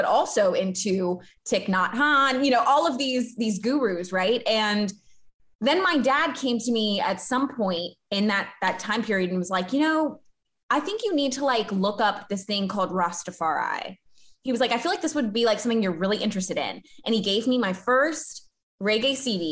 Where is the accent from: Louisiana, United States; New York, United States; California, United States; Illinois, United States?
Louisiana, United States; Baton Rouge; I grew up in Baton Rouge